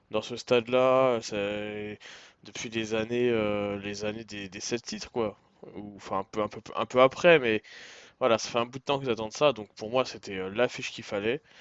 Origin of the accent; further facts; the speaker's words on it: Paris, Île-de-France, France; tout le monde connaît en tant que parisien ma haine, ma haine du Barça